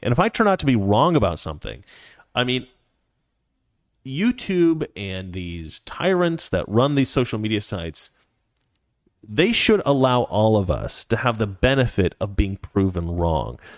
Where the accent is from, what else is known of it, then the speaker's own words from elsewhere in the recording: Oregon, United States; I'm from Oregon.